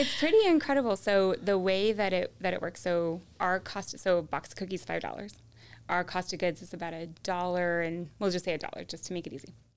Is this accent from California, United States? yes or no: yes; California, United States; I was born in California, I grew up in California